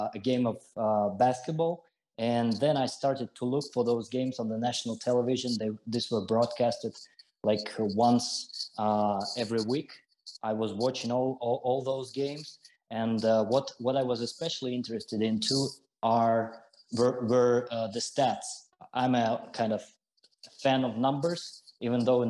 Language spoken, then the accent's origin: English; Siberia, Russia; I was born and I grew up in the middle of Siberia